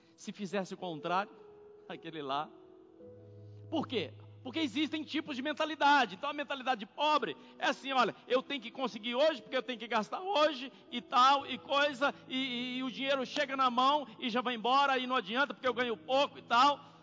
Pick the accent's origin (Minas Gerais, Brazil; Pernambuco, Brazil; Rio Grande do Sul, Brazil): Minas Gerais, Brazil; Corinto; moved away; also born or lived in São Paulo; Minha cidade se chama Corinto